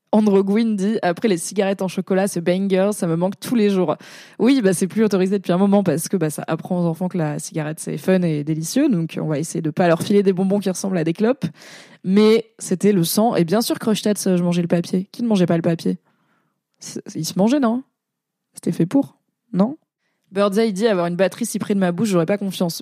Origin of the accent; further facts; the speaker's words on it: Valence, Auvergne-Rhône-Alpes, France; moved away; il y a une grosse communauté arménienne à Valence, euh, là où j'ai grandi